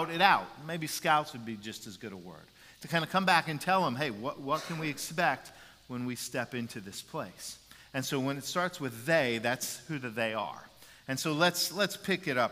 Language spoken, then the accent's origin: English; Jacksonville, Florida, United States; playing Pop Warner football in Jacksonville, Florida